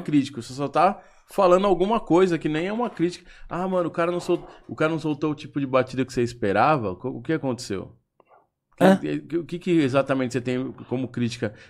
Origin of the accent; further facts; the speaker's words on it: Brazil; sou do Brasil